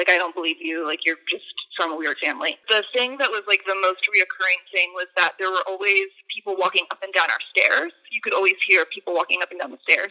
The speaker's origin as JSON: {"language": "English", "region": "Maryland", "country": "United States", "also_born_or_lived": "Ridgewood, New York", "moved": "yes", "lives_now": "New York, United States", "said": "I live in New York. I live in Ridgewood. I'm originally from Maryland"}